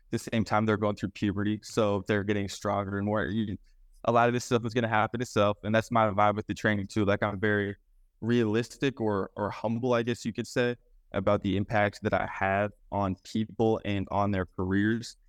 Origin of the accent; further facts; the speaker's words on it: Beaverton, Oregon, United States; also born or lived in Clackamas, Oregon / Anchorage, Alaska; I grew up in Beaverton